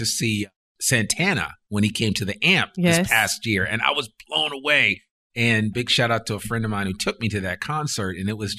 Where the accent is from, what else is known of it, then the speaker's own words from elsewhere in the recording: New Jersey, United States; I grew up in Northern New Jersey